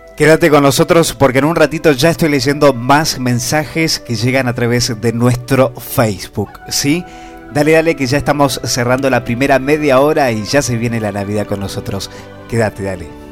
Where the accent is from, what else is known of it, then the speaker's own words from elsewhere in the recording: Argentina; nuestro país